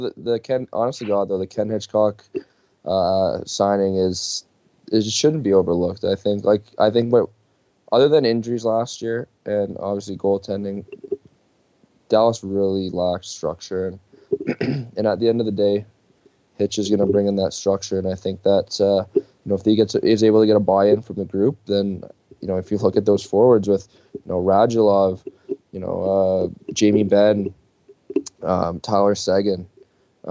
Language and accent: English; Toronto, Ontario, Canada; I'm from Toronto